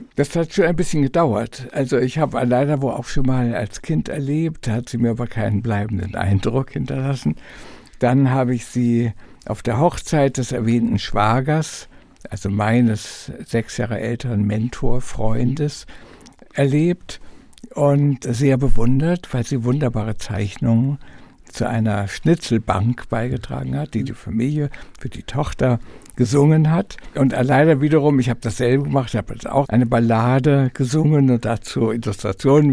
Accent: Lübeck, Schleswig-Holstein, Germany; born or raised there

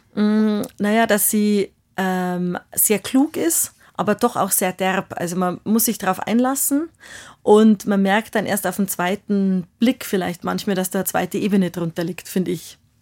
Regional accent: Bavaria, Germany; accent: Bavarian; first language Bavarian; also born or lived in Munich; ich war ja vom Land und ich habe vor allem Dingen bayerisch gesprochen und natürlich, ich habe Germanistik studiert, aber so meine Muttersprache war einfach immer das Bayerische

